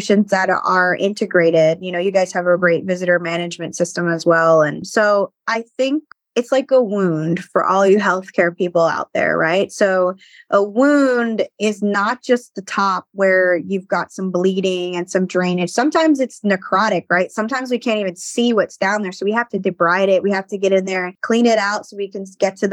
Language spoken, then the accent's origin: English; Baltimore, Maryland, United States; I'm from Baltimore